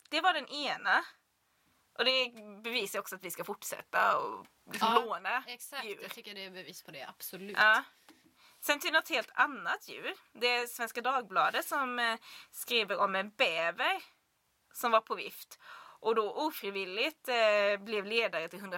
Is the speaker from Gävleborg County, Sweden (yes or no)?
no; Blekinge, Sweden; det är ju Blekinge där jag kommer ifrån. Vi är ju ekoxen.